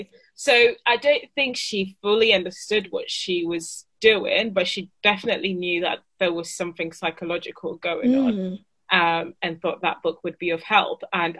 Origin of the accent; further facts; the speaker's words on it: Italy; also born or lived in Ghana; now in United Kingdom; So yeah, 18, had moved between cultures. So I was living in Ghana, then moved to Italy. But my notion was that, you know, I was Italian because I was born in Italy. Mm-hmm. And, you know, most of my teenage years were spent in Italy.